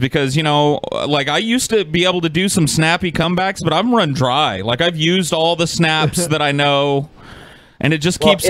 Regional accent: Madera, California, United States; also born or lived in Fresno, California; No, I did live in Fresno for a number of years. I grew up in Madera, which is like 20 miles outside of Fresno to the north.

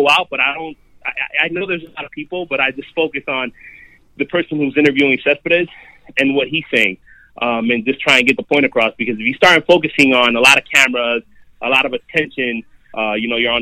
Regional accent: Florida, United States; first language Spanish; English is a second language; moved away as an adult; now in New York, United States

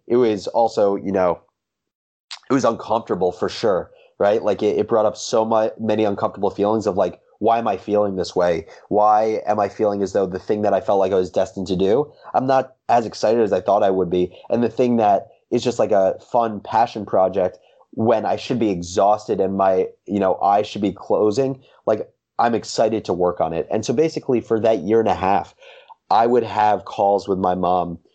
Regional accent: Livingston, New Jersey, United States; also born or lived in Michigan; I grew up in Livingston, New Jersey

